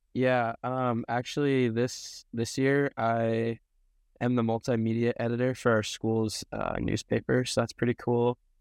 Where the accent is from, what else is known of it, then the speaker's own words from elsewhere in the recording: Snoqualmie, Washington, United States; moved away as an adult; now in Portland, United States; I'm from Snoqualmie, Washington, so, like, Snoqualmie Falls area.